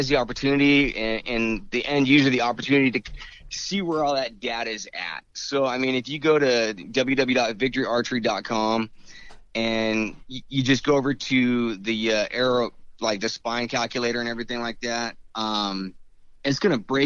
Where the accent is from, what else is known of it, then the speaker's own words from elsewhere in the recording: Wyoming, United States; moved away as an adult; now in California, United States; I'm from Wyoming, born and raised there.